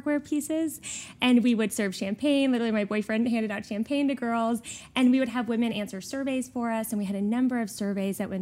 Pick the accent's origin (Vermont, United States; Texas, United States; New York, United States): Texas, United States; Houston; born or raised there